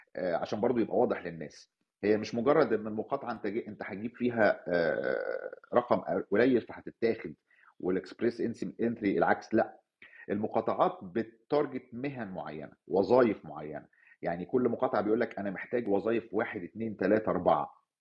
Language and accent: Arabic; Cairo, Cairo Governorate, Egypt; moved away as an adult; now in Canada; كان في عنوان اتولدت فيه في مصر الجديده وعشت فيه فترة وبعدين نقلت منه